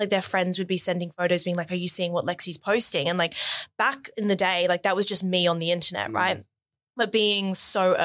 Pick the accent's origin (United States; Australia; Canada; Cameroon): Australia; Noosa, Queensland; also born or lived in England; So I grew up in England until I was about 11 or 12. And then moved to Australia